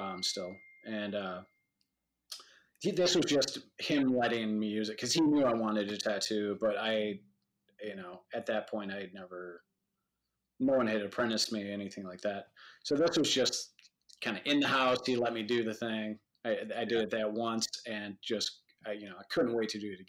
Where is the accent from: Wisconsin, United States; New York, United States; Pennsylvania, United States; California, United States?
Wisconsin, United States; Madison; I grew up in Madison, Wisconsin